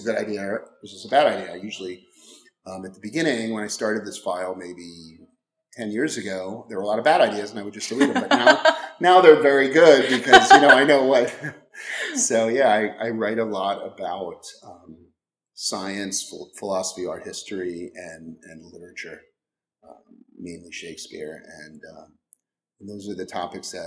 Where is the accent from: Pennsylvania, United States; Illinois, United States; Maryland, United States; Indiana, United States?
Maryland, United States; moved away as an adult; also born or lived in Washington, D.C.; now in Los Angeles, United States; I grew up in Maryland, and then I lived in Washington, D.C. for 6 years